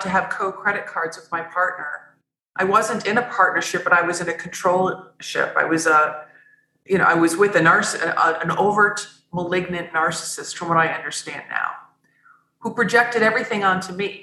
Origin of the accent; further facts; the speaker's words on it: Midwest, United States; I grew up in the Midwest of the United States on Lake Michigan